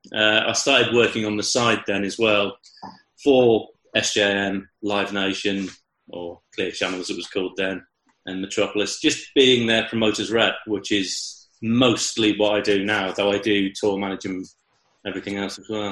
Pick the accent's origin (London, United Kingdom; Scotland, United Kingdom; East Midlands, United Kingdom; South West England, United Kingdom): South West England, United Kingdom; Chippenham; I'm from Chippenham.